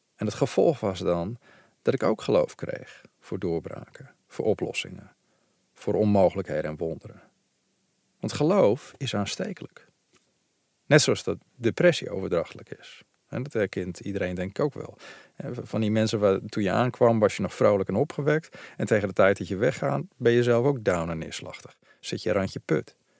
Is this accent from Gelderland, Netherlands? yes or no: yes; Veluwe, Gelderland, Netherlands; ik ben zelf opgegroeid op de Veluwe